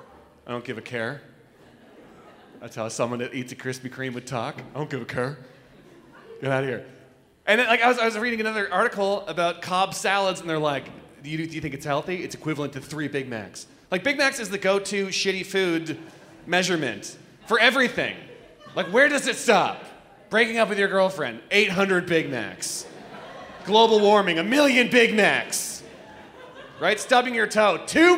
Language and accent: English; Toronto, Ontario, Canada; I'm from Toronto.